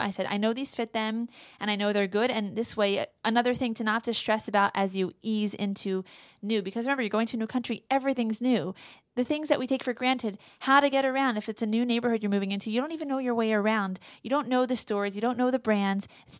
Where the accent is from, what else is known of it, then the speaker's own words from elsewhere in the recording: Russia; I'm from Russia.